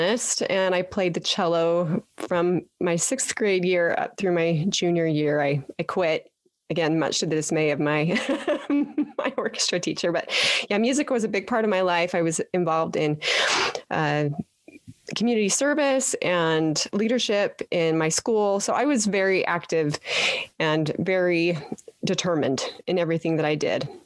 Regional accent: Petersboro, Utah, United States; moved away; I am a Utah girl, born and raised in Petersboro

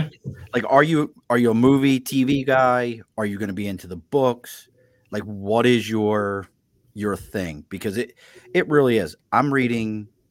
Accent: Baltimore, Maryland, United States; where I grew up at in Baltimore, it was the drummer for the Bengals was from my neighborhood.

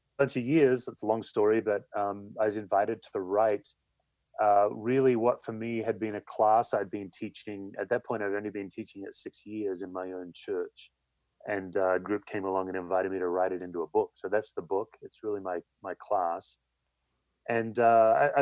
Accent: Western Australia, Australia; moved away as an adult; now in United States; I grew up in Western Australia, unchurched kid

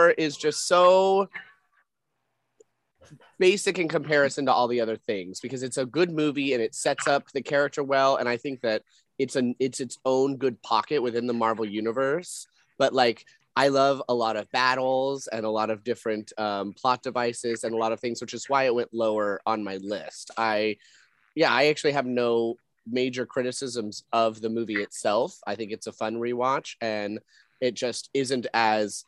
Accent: New Mexico, United States; I'm from New Mexico

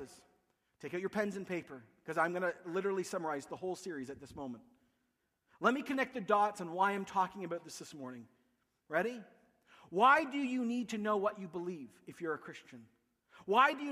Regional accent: Canada; accent: Canadian

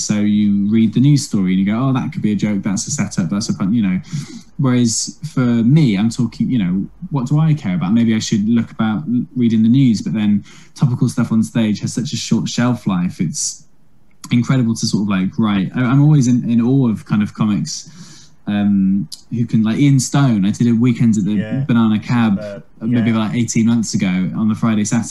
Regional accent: Wales, United Kingdom; I'm from Wales.

